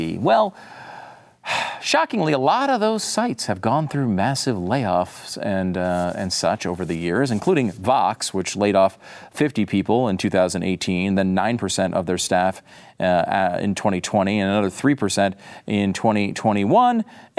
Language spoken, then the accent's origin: English; Connecticut, United States; also born or lived in New York; I was born in New York, I grew up in Connecticut, I'm from the North, and now I'm being targeted.